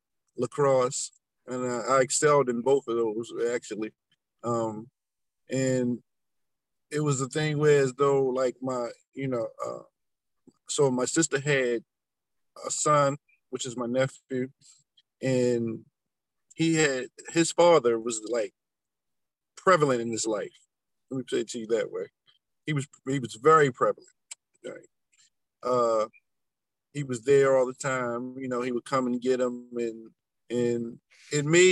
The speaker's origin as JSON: {"language": "English", "town": "Baltimore", "region": "Maryland", "country": "United States", "tie": "born or raised there", "said": "I grew up in Baltimore, Maryland, you know, on the west side"}